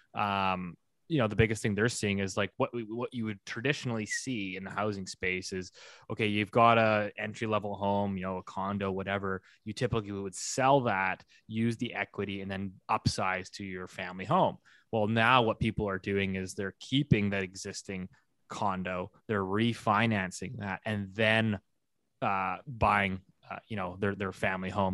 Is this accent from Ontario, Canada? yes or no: no; Vancouver, British Columbia, Canada; my hometown here, uh, Greater Vancouver